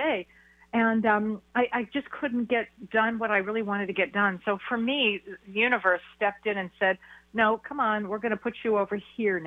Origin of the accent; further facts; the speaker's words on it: Beverly Hills, California, United States; moved away as an adult; now in Wisconsin, United States; I was born and raised in Beverly Hills, and I've had my practice there forever